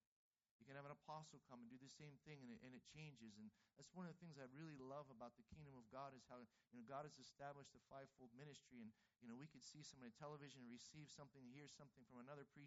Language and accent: English; Pittsburgh, Pennsylvania, United States; I'm from Pittsburgh.